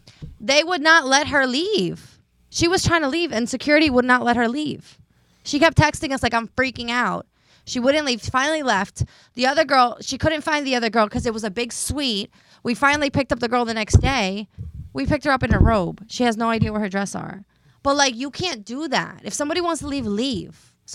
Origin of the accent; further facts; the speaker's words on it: New Jersey, United States; And we're in Vegas. And we're from Jersey.